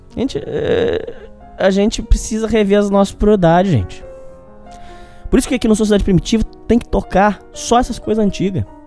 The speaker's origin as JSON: {"language": "Portuguese", "country": "Brazil", "said": "a gente, como brasileiro"}